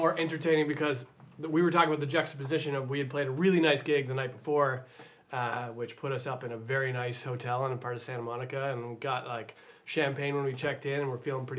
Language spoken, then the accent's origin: English; Toronto, Ontario, Canada; accent: Canadian; And I grew up in the East Side of Toronto.